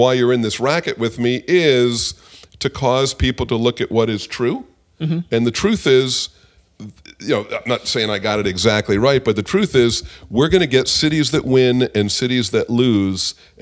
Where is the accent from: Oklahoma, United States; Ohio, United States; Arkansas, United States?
Oklahoma, United States; I'm from Oklahoma.